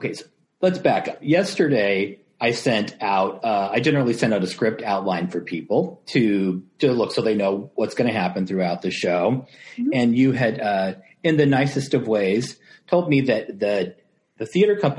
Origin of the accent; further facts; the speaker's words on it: Downey, California, United States; also born or lived in Huntington Park; I was born in Huntington Park and raised in Downey, California